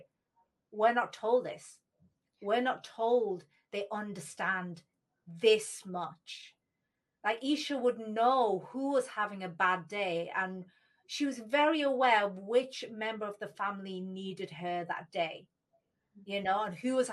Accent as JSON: {"language": "English", "country": "United Kingdom", "tie": "born or raised there", "said": "when they came to the UK and they had me"}